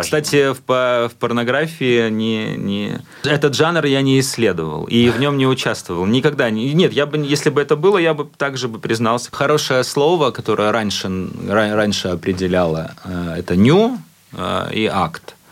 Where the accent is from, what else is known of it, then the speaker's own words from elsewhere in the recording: Latvia; латыш, который находится в Японии